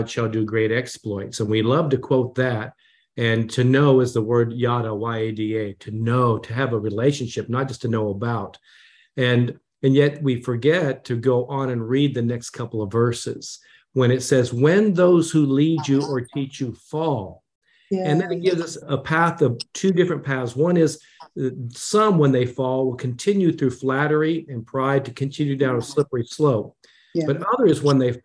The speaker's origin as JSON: {"language": "English", "country": "Japan", "tie": "born or raised there", "said": "when I was born in Japan"}